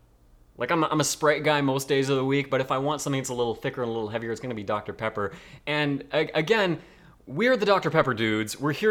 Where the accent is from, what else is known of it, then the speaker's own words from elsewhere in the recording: Canada; But I don't know this as a Canadian thing at all.